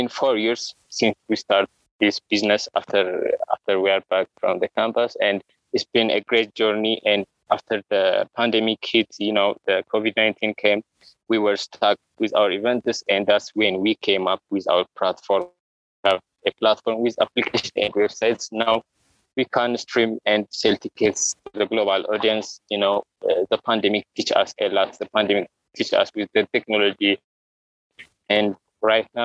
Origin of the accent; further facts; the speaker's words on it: Addis Ababa, Ethiopia; I'm from Addis Ababa, Ethiopia, and I born in Addis Ababa